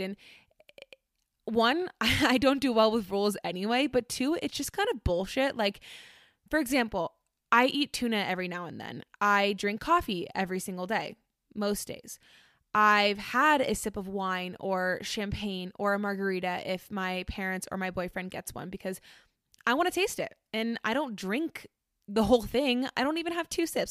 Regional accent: Orlando, Florida, United States; I grew up in Orlando

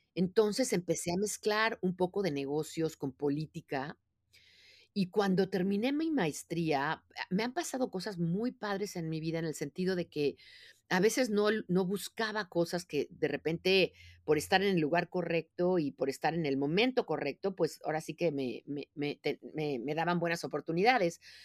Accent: Mexico City, Mexico; moved away as an adult; now in United States; cómo empecé mi vida, ¿no? Que fue en la Ciudad de México. Yo soy mexicana de nacimiento

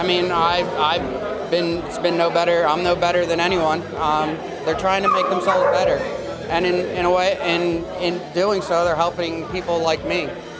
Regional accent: Gloucester City, New Jersey, United States; Gloucester City.

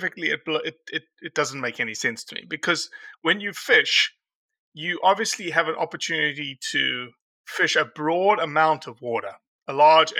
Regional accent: South Africa; now in Mississippi, United States; I'm a South African

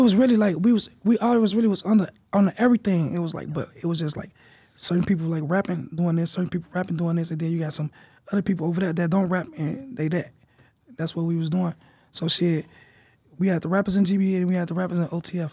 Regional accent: Chicago, Illinois, United States; I'm from Chicago

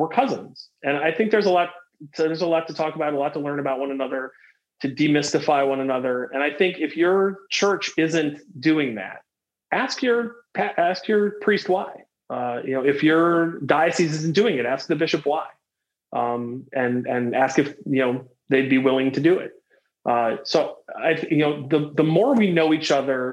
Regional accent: Fort Wayne, Indiana, United States; now in Illinois, United States; I grew up in Fort Wayne, Indiana, which is a heavily Catholic town

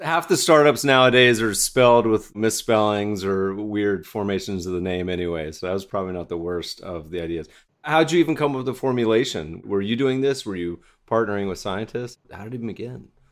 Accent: Littleton, Colorado, United States; moved away; I'm a fellow Colorado native. I grew up partially in Littleton

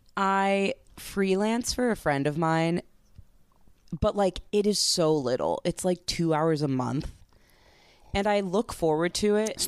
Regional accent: East Coast, United States; now in Chicago, United States; I grew up on the East Coast

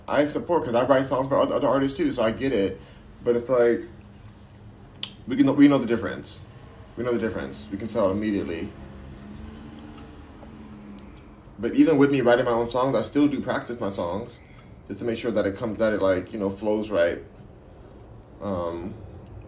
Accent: United States; My race is American! I'm American!

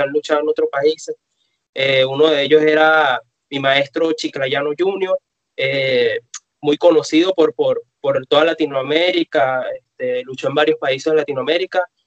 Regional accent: Venezuela; vivimos en un país donde la lucha libre tiene aproximadamente 15 años desaparecida

